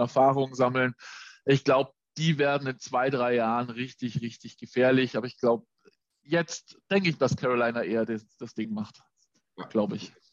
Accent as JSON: {"language": "German", "town": "Augsburg", "region": "Bavaria", "country": "Germany", "said": "als Augsburger"}